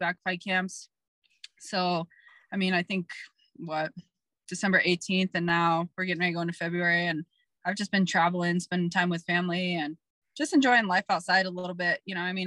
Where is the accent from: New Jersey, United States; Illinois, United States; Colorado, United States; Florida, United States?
Colorado, United States; born and raised in Colorado